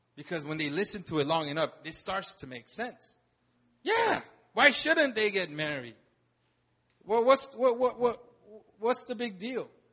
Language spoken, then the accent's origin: English; United States; moved away; I grew up in America